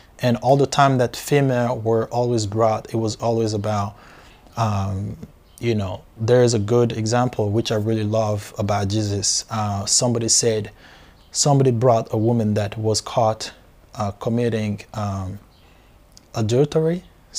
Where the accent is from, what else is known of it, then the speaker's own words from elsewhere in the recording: DR Congo; So I grew up in Africa, born and raised in Africa, in Central Africa